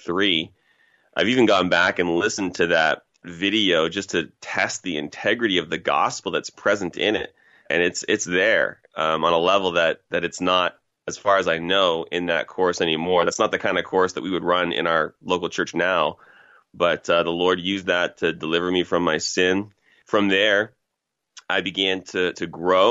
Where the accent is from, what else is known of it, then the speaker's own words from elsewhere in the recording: Toronto, Ontario, Canada; I'm from Toronto originally, grew up in a place called Scarborough, Ontario